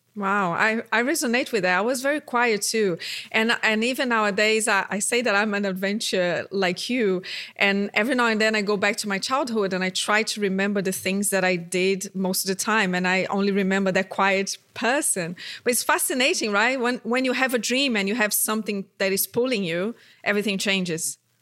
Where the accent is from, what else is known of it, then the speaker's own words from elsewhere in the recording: Brazil; moved away; my home country, Brazil.